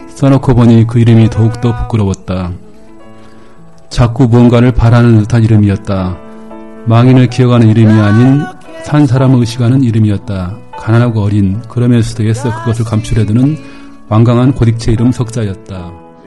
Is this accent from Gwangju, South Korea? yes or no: yes; Gwangju, South Korea; 제가 또 광주 출신이니까